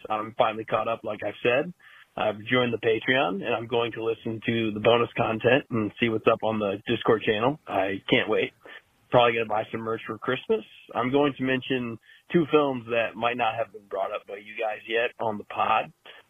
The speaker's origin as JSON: {"language": "English", "region": "Iowa", "country": "United States", "moved": "yes", "lives_now": "Virginia, United States", "said": "I'm originally from Iowa. I now live in Virginia."}